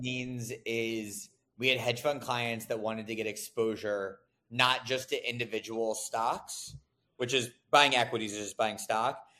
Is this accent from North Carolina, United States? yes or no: yes; Raleigh, North Carolina, United States; moved away as an adult; I'm from Raleigh